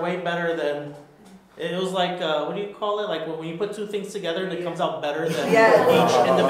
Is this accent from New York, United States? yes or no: yes; New York City, New York, United States; now in Texas, United States; born and raised in the Bronx, and New Yorkican.